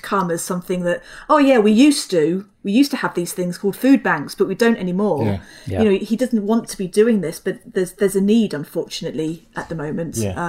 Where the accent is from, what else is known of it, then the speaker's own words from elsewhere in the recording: London, United Kingdom; obviously I'm originally from London